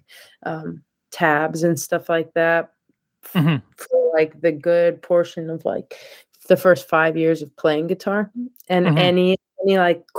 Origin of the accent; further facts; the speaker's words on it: Rockland County, New York, United States; moved away as an adult; also born or lived in Brooklyn / Texas; now in Rhode Island, United States; I grew up in Rockland County